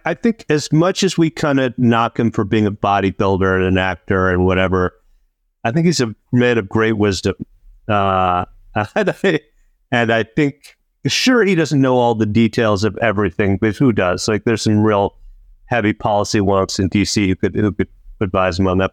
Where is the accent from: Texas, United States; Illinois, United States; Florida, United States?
Illinois, United States; Chicago; now in California, United States; I'm from Chicago, and I like Chicago people to think of me as one of them